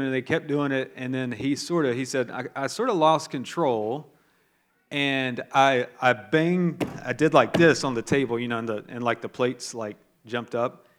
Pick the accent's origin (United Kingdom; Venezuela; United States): United States; the South of the United States; I'm from the South of the United States